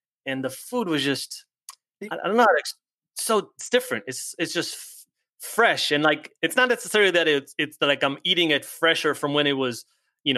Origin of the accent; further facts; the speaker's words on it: Israel; English is a second language; now in United States; I'm originally from Israel, but here my wife's American and I speak